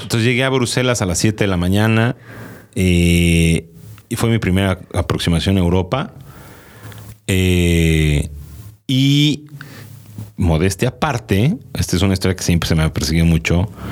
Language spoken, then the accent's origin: Spanish; Mexico; como niño mexicano